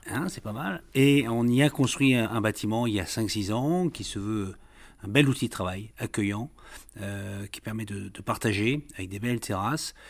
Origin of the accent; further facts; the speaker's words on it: the Nord, Hauts-de-France, France; moved away as an adult; also born or lived in Rhône-Alpes; j'ai quitté le Nord, c'est pas pour rien d'ailleurs. Quand à 26 ans, je cherche un travail